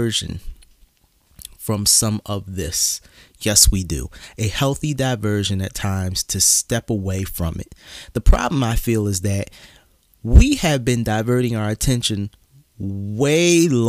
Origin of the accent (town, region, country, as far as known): Philadelphia, Pennsylvania, United States